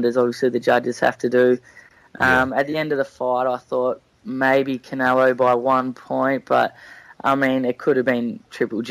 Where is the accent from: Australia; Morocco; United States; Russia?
Australia; Melbourne, Victoria; we grew up mainly around Croydon, Moorabark area